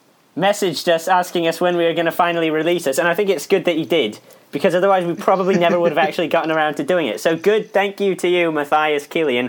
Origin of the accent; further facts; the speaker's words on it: England, United Kingdom; I am English